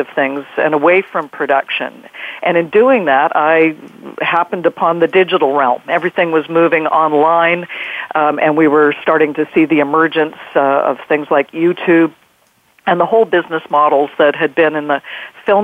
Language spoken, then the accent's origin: English; Vancouver, British Columbia, Canada; I'm in Vancouver, British Columbia, Canada, which is my hometown